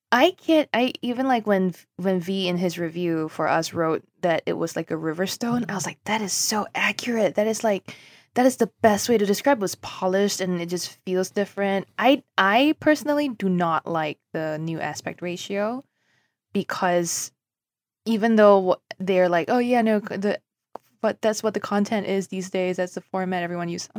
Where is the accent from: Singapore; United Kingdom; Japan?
Singapore; moved away; I grew up in Singapore